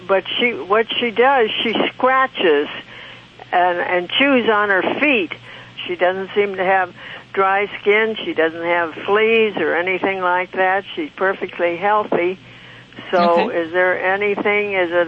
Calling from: Palm Springs, California, United States; I'm calling from right out of Palm Springs, California.

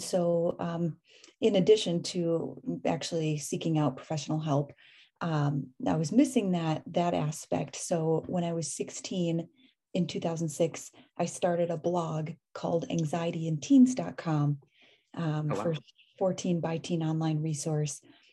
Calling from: Oakland, California, United States; Oakland, California. Not at the moment, but typically.

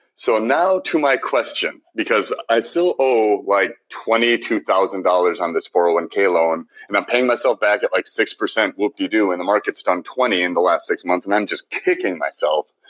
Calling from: Minnesota, United States; I'm calling from Minnesota

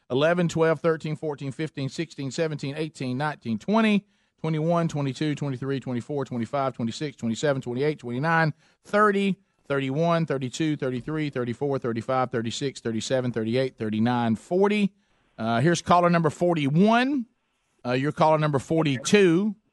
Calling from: Trussville, Alabama, United States; from Trussville. Trussville, Alabama.

